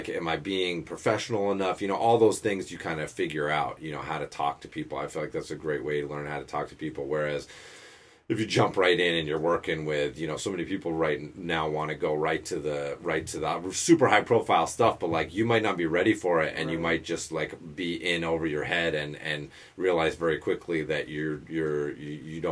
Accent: Western Massachusetts, United States; my older brother had some friends that had a coffee shop where we grew up in Western Mass

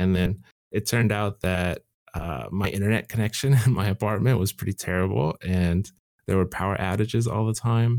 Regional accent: Southern California, United States; I'm from Southern California

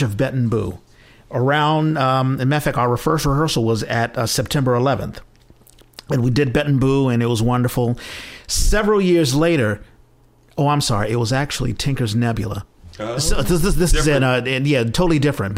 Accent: Washington, District of Columbia, United States; moved away as an adult; now in San Francisco Bay Area, United States; I'm originally from Washington, D.C., and I came here in 97.

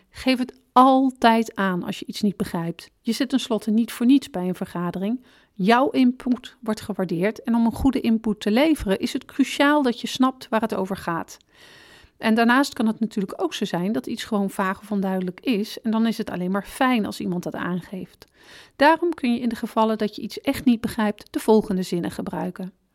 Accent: Netherlands; we als Nederlanders

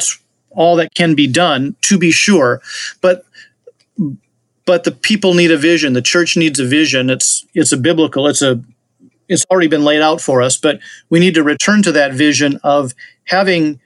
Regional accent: Wisconsin, United States; my home state of Wisconsin

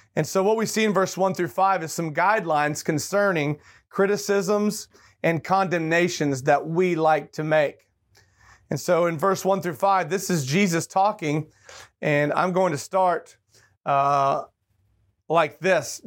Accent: Tulsa, Oklahoma, United States; moved away; I was born in Tulsa, Oklahoma

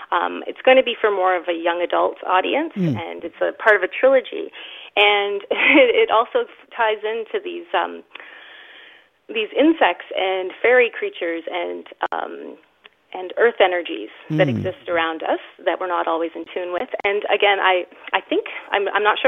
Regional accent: Thunder Bay, Ontario, Canada; I'm from Thunder Bay, Ontario.

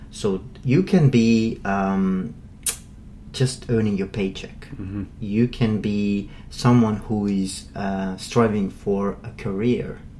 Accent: Ireland; I'm an Irishman

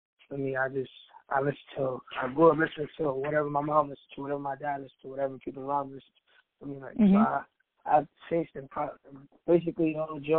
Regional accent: New York City, New York, United States; I'm still from Brooklyn

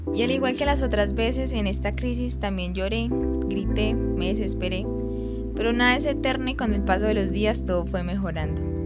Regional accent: Pitalito, Huila, Colombia; now in Medellín, Colombia; actualmente vivo en Medellín pero soy de Pitalito, un municipio del Huila.

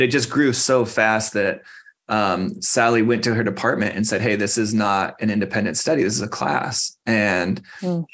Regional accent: Phoenix, Arizona, United States; now in Tucson, United States; I grew up in Phoenix uh, left the state for a long time and then came back uh, to Tucson

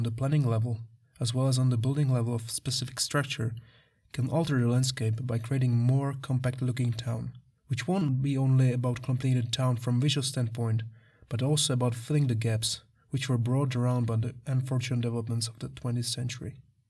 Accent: Czechia; born or raised there

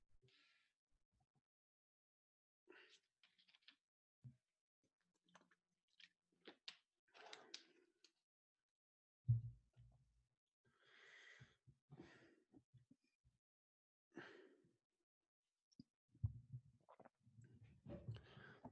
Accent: Lincoln and Cambridge, Massachusetts, United States; I'm from Lincoln and Cambridge, Mass. My parents were split.

